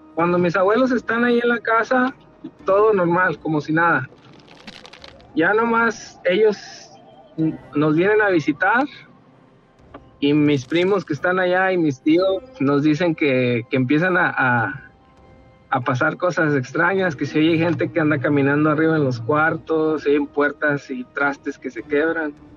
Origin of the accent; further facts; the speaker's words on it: Torreón, Coahuila, Mexico; now in Dallas, United States; nosotros somos ah, originarios de Coahuila, de Torreón.